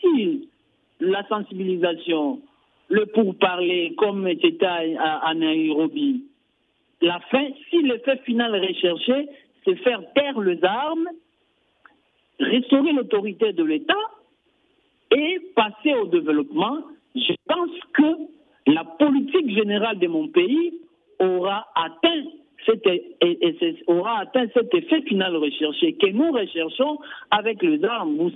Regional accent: Ituri, DR Congo; ici, chez nous, en Ituri

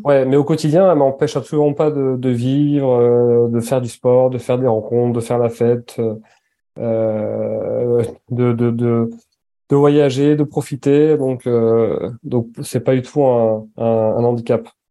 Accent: Basque Country, Nouvelle-Aquitaine, France; moved away; also born or lived in Annecy / near Paris; Enfin, j'ai grandi sept ans au Pays basque.

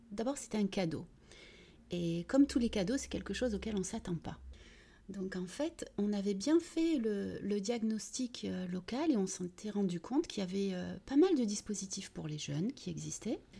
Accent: Vitrolles, Provence-Alpes-Côte d'Azur, France; also born or lived in Algeria / United States; j'ai 49 ans, donc … Je suis franco-algérienne. Je suis née en Algérie et je suis arrivée à l'âge de 6 ans à Vitrolles où j'ai grandi et où j'ai fait toutes mes études.

